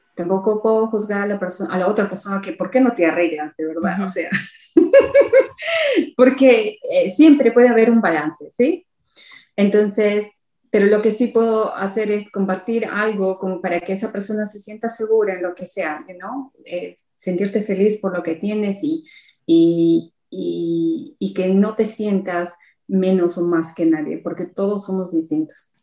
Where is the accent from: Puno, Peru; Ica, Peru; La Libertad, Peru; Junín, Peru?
Junín, Peru; Huancayo; moved away as an adult; also born or lived in Lima, Peru; now in United Kingdom; yo me crié en Huancayo y fui a Lima hasta desde los 12 años hasta los 18.